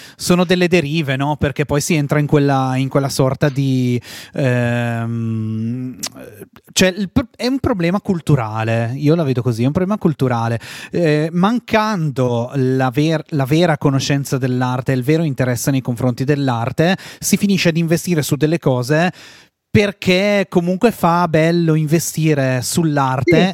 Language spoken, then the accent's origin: Italian; Val Camonica, Lombardy, Italy; nel mio paese di provenienza, in Val Camonica